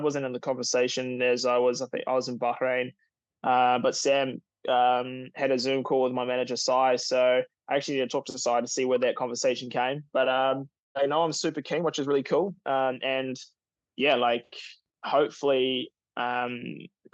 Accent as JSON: {"language": "English", "town": "Taupo", "region": "Waikato", "country": "New Zealand", "tie": "born or raised there", "said": "I was born in Taupo"}